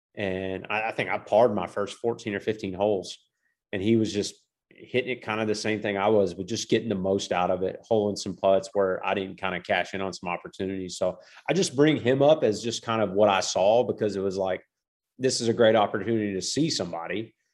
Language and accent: English; Georgetown, Kentucky, United States; moved away as an adult; now in Orlando, United States; I'm from Central Kentucky. I grew up in a town called Georgetown, just outside of Lexington. Uh, I lived there the first eighteen years of my life